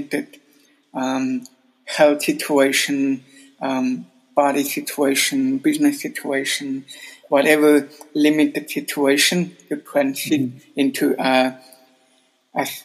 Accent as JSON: {"language": "English", "town": "Adelboden", "region": "Bern", "country": "Switzerland", "tie": "born or raised there", "also_born_or_lived": "Sydney, Australia", "moved": "as an adult", "lives_now": "Zurich, Switzerland", "said": "I was growing up in Adelboden until up to, 23 years old"}